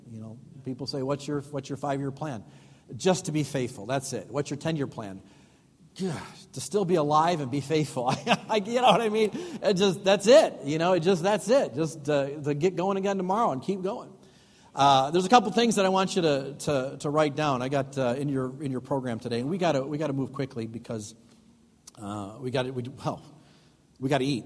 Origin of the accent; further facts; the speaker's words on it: Chicago, Illinois, United States; moved away as an adult; now in Waukesha, United States; we're from Chicago